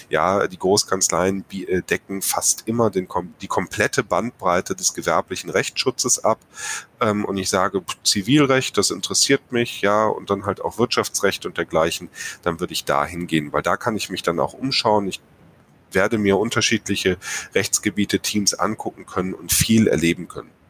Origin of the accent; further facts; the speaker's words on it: North Rhine-Westphalia, Germany; Ja, weil Herr Schüll und ich, wir kommen hier aus dem Rheinland.